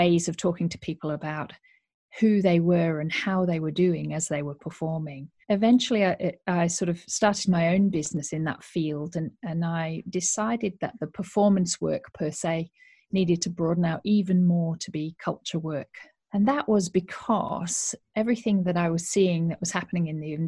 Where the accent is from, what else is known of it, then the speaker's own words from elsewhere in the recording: Yorkshire and the Humber, United Kingdom; moved away as an adult; also born or lived in Australia; I am originally a Yorkshire woman. I grew up in Yorkshire and went to university here